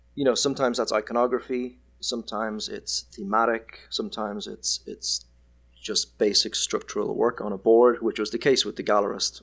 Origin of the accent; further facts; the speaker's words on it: Ireland; moved away as an adult; now in Perth, Australia; I am Irish